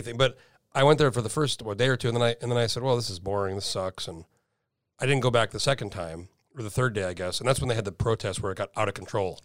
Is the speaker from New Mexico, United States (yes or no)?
yes; New Mexico, United States; moved away; I'm from New Mexico originally